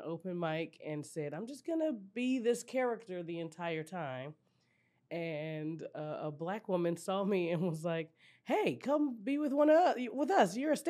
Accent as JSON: {"language": "English", "town": "Austin", "region": "Texas", "country": "United States", "also_born_or_lived": "New Orleans, Louisiana", "moved": "yes", "said": "Yeah, I'm originally from Austin, Texas."}